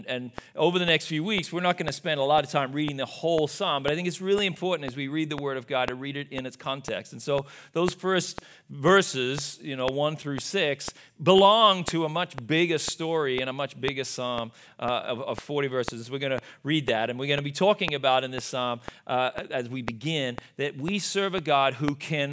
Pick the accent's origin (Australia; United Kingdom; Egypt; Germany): Australia; moved away; I am from Australia